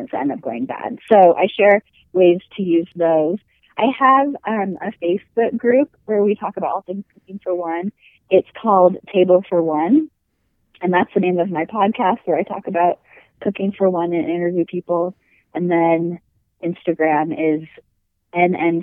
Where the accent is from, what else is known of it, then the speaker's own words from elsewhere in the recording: Washington, United States; now in Utah, United States; I live in Utah, and I grew up in Washington